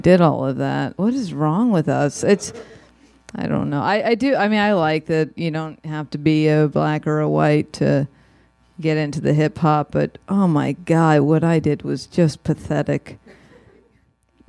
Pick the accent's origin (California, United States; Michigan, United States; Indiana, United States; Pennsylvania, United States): California, United States; Los Angeles; as a tween growing up in Studio City, California